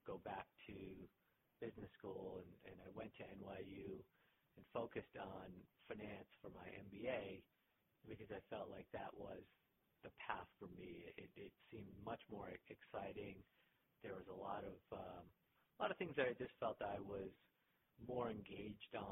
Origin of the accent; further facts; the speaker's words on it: Boston, Massachusetts, United States; moved away; Boston's my hometown